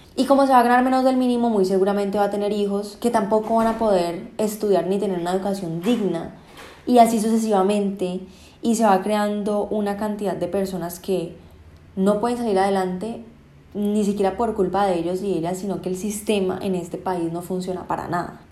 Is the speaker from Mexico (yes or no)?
no; Colombia